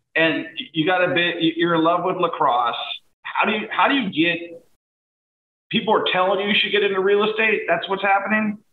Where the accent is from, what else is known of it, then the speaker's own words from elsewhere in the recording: Washington, United States; where I'm from in uh, Washington State